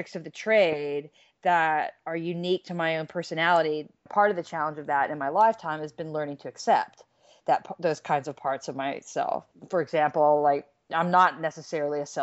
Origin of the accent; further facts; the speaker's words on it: United States; moved away as an adult; I was an American living out of the country for years. I got an earful about American politics and people didn't like me just because of my accent.